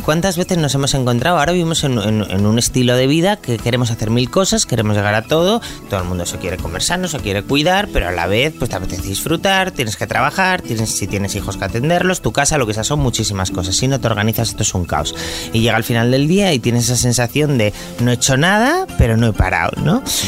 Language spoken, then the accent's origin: Spanish; Asturias, Spain; en mi familia somos así, somos asturianos